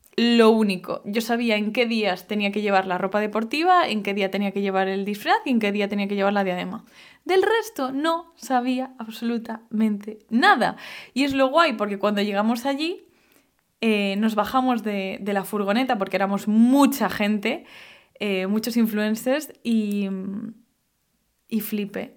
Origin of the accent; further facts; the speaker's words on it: Galicia, Spain; yo vengo de Galicia